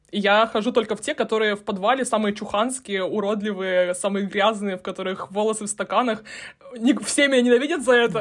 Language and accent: Russian; Russian Far East, Russia; я, я с Дальнего Востока